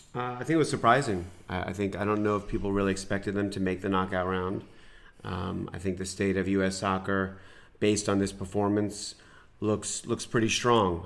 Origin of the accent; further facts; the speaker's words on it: New York, United States; moved away; I grew up in New York, watching the Rangers